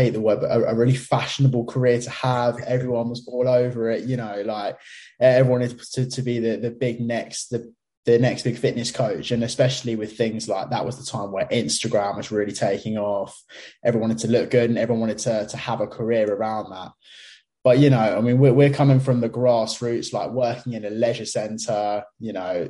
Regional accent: Brighton, South East England, United Kingdom; I am from Brighton in the UK, so down on the south coast

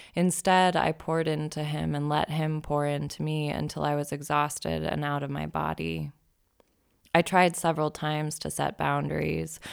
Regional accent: Boise, Idaho, United States; moved away as an adult; also born or lived in Eugene, Oregon / Seattle; I moved to Seattle from Boise in July of two thousand ten, a couple months after I finished college

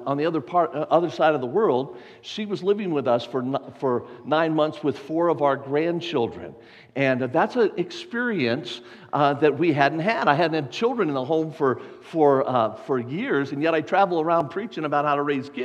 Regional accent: Las Vegas, Nevada, United States; I was born and raised in Las Vegas, Nevada

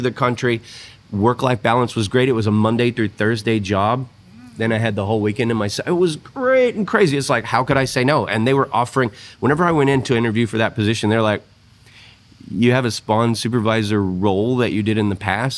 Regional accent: Texas, United States; moved away as an adult; now in Australia; me being from Texas

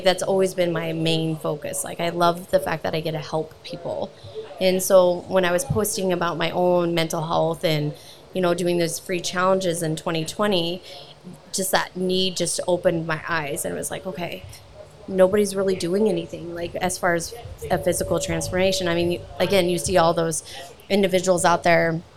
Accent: Alliance, Nebraska, United States; now in South Dakota, United States; I'm originally born and raised from Alliance, Nebraska.

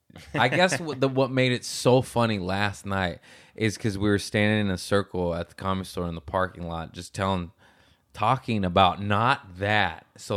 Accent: Michigan, United States; I'm from Michigan. Yeah. I had five older sisters, and I'm a weirdo.

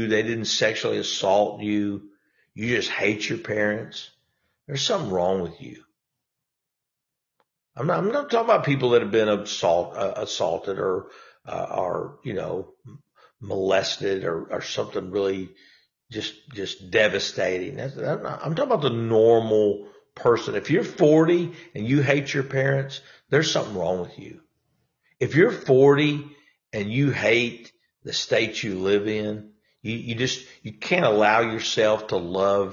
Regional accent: Louisiana, United States; also born or lived in Texas; now in Arkansas, United States; I'm from Louisiana

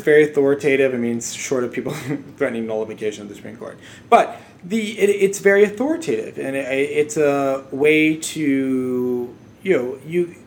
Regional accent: Louisiana, United States; I am from Louisiana

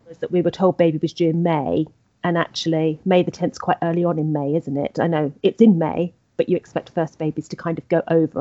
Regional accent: England, United Kingdom; I'm English.

